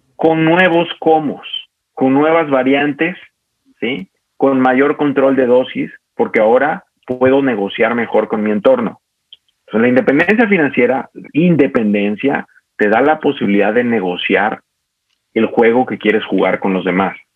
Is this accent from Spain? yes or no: no; Mexico